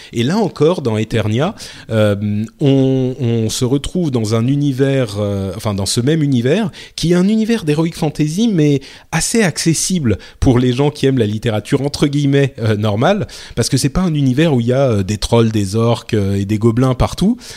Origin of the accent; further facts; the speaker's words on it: France; je suis français